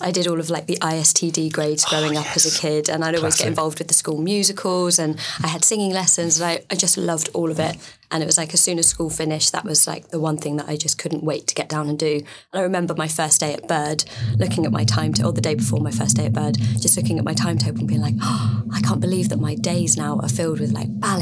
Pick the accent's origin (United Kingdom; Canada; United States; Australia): United Kingdom; Weymouth, South West England; I was brought up in a seaside town